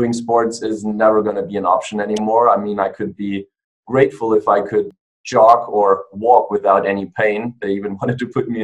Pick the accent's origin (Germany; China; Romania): Germany; moved away as an adult; also born or lived in Australia; now in United States; I was born and raised in Germany